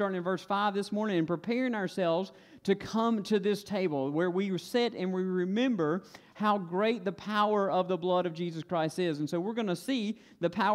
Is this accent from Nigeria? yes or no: no; Stokes County, North Carolina, United States; accent: Stokes County twang; I grew up in Stokes County